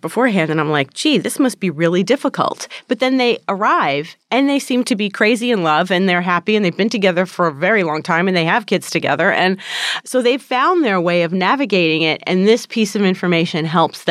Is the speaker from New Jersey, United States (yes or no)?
yes; New Jersey, United States; when I was a child growing up in New Jersey